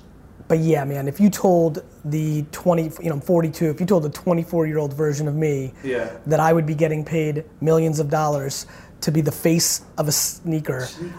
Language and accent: English; Edison, New Jersey, United States; also born or lived in Belarus / Queens; I was in Edison, New Jersey. I was born in Belarus in the former Soviet Union.